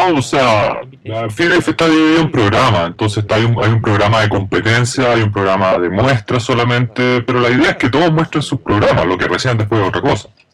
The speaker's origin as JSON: {"language": "Spanish", "region": "Fukuoka", "country": "Japan", "tie": "born or raised there", "said": "yo soy de Fukuoka, llamo mucho este, mi pueblo natal"}